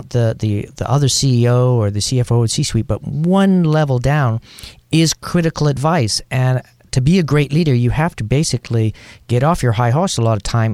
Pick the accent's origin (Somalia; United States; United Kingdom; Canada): Canada; moved away; also born or lived in Thailand; I'm from Canada